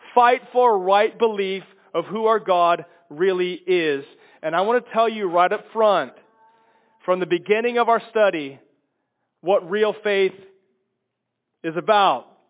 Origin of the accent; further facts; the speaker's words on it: Kansas, United States; moved away; also born or lived in Chicago, Illinois; I, I come from Kansas and lived in Chicago for 22 years